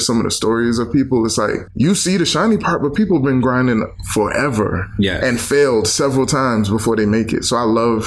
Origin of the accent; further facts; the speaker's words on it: New York City, New York, United States; also born or lived in Philadelphia; I grew up in Brooklyn, New York